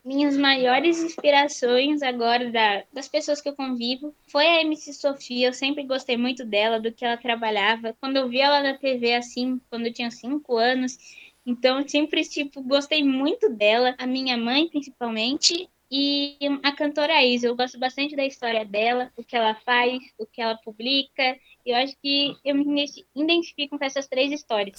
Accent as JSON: {"language": "Portuguese", "region": "São Paulo", "country": "Brazil", "said": "Eu sou paulista. Aqui a gente fala mais bolacha."}